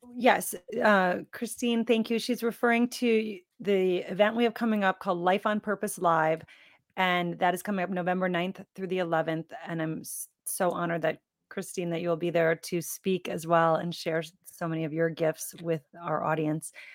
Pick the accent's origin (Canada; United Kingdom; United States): United States; Midwest; I was born and raised in the Midwest with a Midwestern family